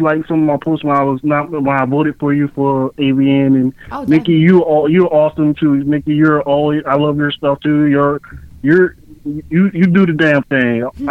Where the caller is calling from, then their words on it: Savannah, Georgia, United States; calling from Savannah, Georgia.